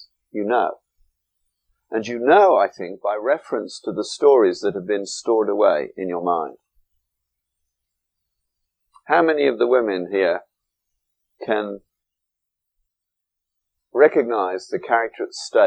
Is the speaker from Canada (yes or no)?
no; England, United Kingdom; moved away; when I went to school in England